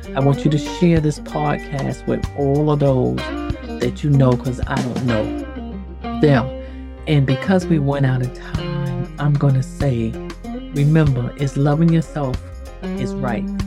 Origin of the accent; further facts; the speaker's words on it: the North, United States; moved away; I'm from the North